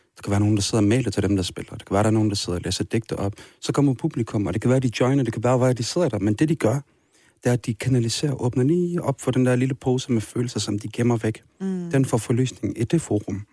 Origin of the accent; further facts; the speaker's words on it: Kirkuk, Kirkuk Governorate, Iraq; now in Denmark; Kirkuk. Min hjemby.